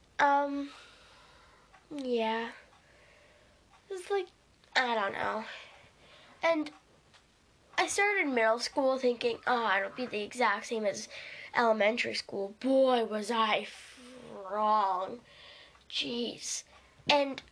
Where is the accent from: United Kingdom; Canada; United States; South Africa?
Canada; I'm Canadian.